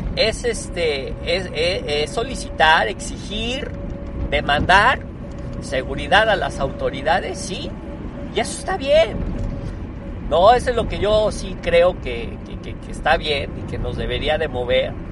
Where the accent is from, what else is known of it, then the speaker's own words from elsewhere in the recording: Puebla, Mexico; yo tengo 47 años de vivir en México, siempre soy, soy poblano, soy mexicano, orgullosamente mexicano. Eh, siempre he vivido en este hermoso país